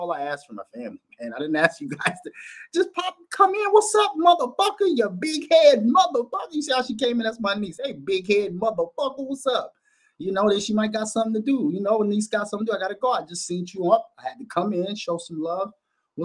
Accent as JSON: {"language": "English", "town": "Minneapolis", "region": "Minnesota", "country": "United States", "tie": "born or raised there", "also_born_or_lived": "West Bank, Minneapolis", "said": "I'm a north side born motherfucker and stayed over in the Bannekers and shit like that, nigga, and went to motherfucking Phyllis Wheatley"}